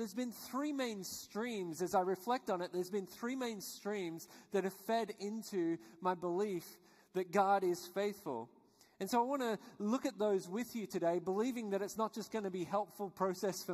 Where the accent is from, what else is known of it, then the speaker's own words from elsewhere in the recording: Australia; I was born and raised in Australia, which you guessed probably by my accent